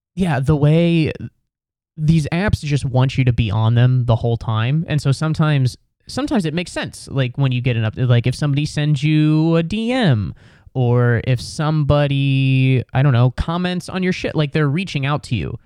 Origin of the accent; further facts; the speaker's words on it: Cincinnati, Ohio, United States; I'm basically from Cincinnati. I'm from the suburbs